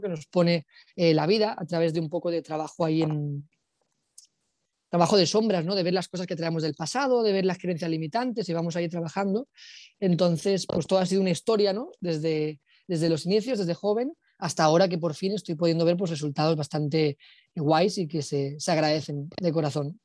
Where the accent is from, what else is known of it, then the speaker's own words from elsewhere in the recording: Alicante, Valencian Community, Spain; moved away as an adult; also born or lived in Barcelona; now in Bali, Indonesia; nos mudamos aquí de Barcelona, nos mudamos a Alicante y a partir de mis 9, 10 años